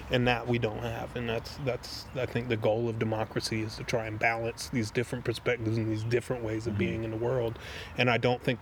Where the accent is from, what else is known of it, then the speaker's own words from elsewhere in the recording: the South, United States; I am from the uh, like I grew up in the South.